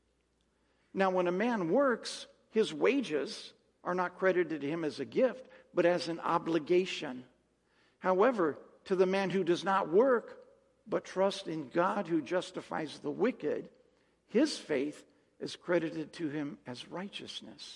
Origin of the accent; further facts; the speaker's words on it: Mojave Desert, California, United States; I'm from the Mojave Desert in California